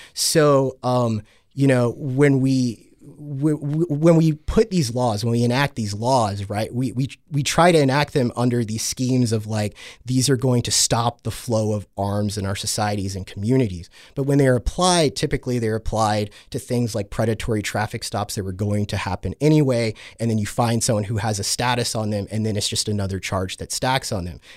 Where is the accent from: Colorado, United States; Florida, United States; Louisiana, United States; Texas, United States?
Texas, United States; I come from Texas, right, where guns are just super normalized there